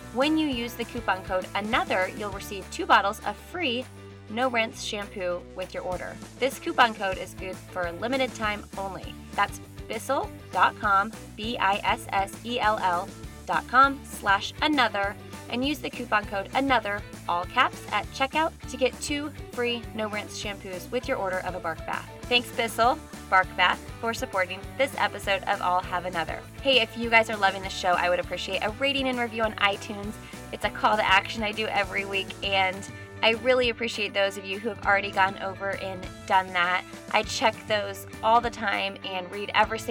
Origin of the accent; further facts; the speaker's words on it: Indianapolis, Indiana, United States; we're both from Indianapolis